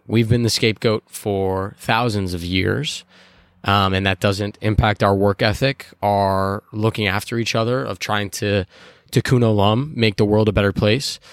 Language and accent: English; Chicago, Illinois, United States; I'm from Chicago